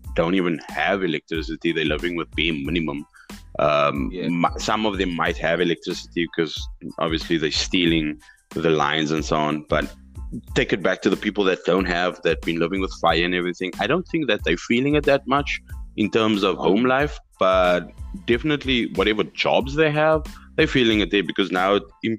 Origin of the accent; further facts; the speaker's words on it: South Africa; as a citizen of South Africa